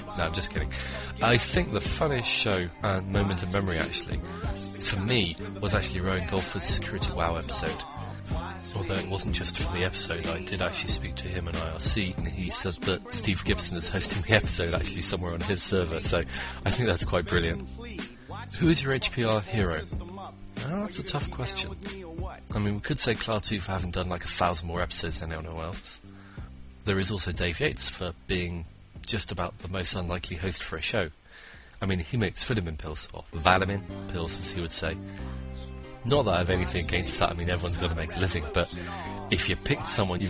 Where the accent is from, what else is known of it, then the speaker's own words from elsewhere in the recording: Bristol, South West England, United Kingdom; born there; now in Reno, United States; Well, I was born in Bristol, England, but now reside near Reno, Nevada.